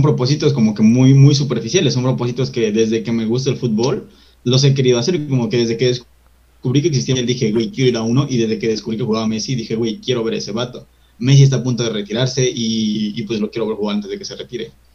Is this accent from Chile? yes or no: no; Mexico; como, como mexicano